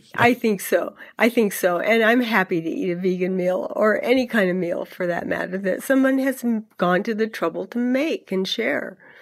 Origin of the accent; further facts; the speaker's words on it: California, United States; moved away; I am a Californian originally, um, even though I've lived here for, for three decades or more.